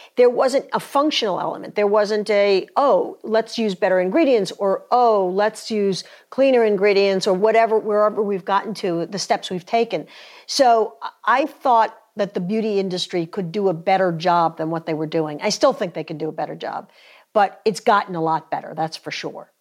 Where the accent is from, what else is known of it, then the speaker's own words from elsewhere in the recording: New York, United States; moved away as an adult; now in North Carolina, United States; I grew up in, in New York. Uh, we got down to North Carolina about twenty years ago